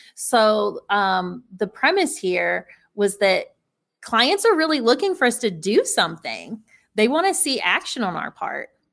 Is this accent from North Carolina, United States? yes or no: yes; North Carolina, United States; I grew up in North Carolina